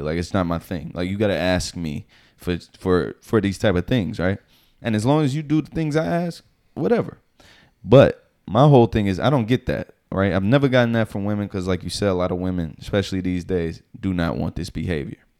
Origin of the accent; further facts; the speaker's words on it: the South, United States; now in New York, United States; I'm from the South